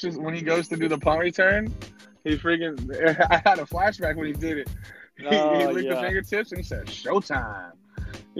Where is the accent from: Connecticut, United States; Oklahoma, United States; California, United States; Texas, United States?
Texas, United States; I'm from Texas